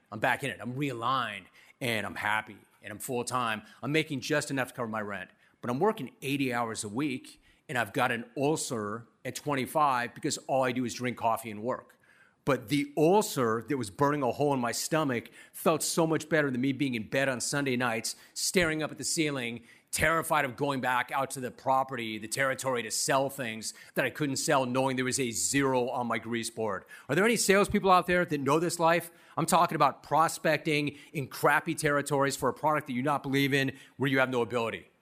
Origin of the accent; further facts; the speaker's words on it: Southern California, United States; I was some rando from Southern California